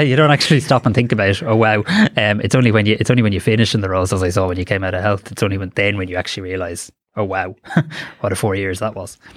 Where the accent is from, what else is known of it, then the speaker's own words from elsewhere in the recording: Greystones, Leinster, Ireland; as a kind of moody, opinionated teenager in Greystones